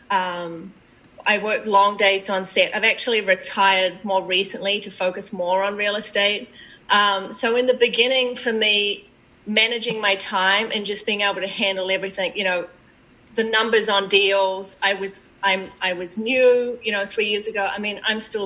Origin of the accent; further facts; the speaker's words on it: New Zealand; moved away as an adult; now in United States; I'm from New Zealand. Originally, I've been in the States for 10 years.